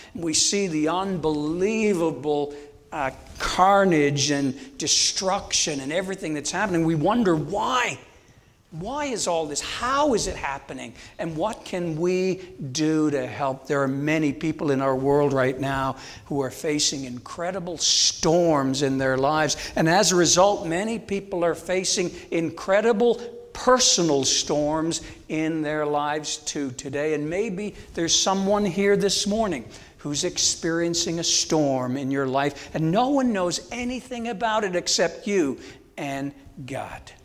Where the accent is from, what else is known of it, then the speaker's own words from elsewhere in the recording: St. John's, Newfoundland and Labrador, Canada; moved away; also born or lived in Langley; I'm originally from St. John's, Newfoundland, the most easterly point in all of North America